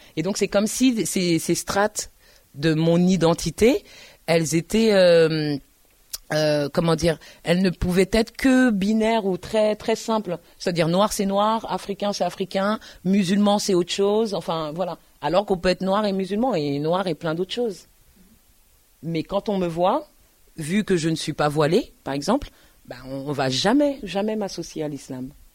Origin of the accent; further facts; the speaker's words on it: Paris, Île-de-France, France; also born or lived in Tours; je suis parisienne.